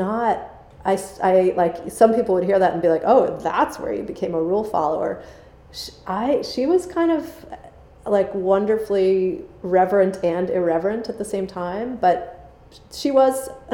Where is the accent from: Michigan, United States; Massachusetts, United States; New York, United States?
Massachusetts, United States; outside of Boston; I grew up outside of Boston